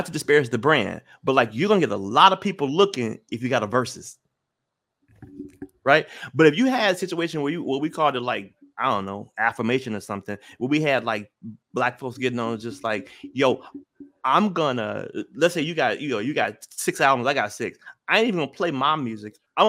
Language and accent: English; Memphis, Tennessee, United States; Like again, you know, I'm from Memphis.